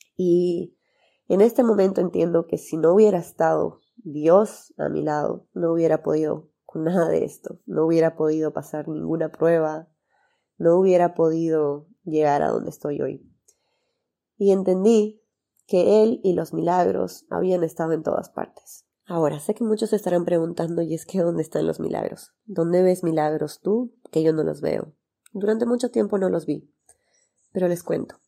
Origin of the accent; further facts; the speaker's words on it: Santa Cruz de la Sierra, Santa Cruz, Bolivia; tengo 30 años, soy de Santa Cruz, Bolivia, y soy médico cirujano